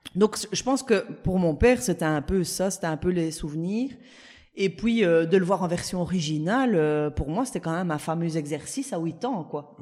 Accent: La Louvière, Wallonia, Belgium; à la Louvière, on a le cinéma Stuart, qui est un petit cinéma en plein, en plein centre-ville

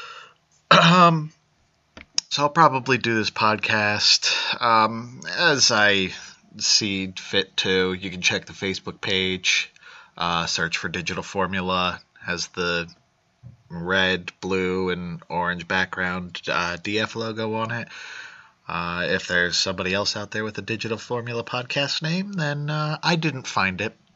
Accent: United States; being an American

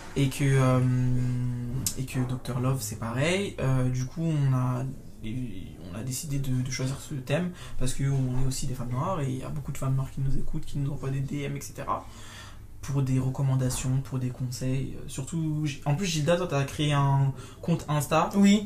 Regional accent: Martinique; moved away as an adult; also born or lived in mainland France; now in France; toute ma construction d'enfance, de, l'adolescence jusqu'à jeune adulte, ça a été fait en Martinique, même si je suis née euh, en France hexagonale

